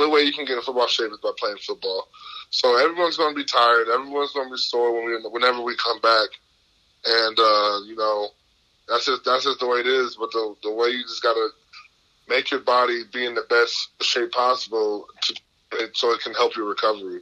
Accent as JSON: {"language": "English", "town": "Milwaukee", "region": "Wisconsin", "country": "United States", "said": "I'm from Milwaukee, so, you know, I grew up a Packer fan"}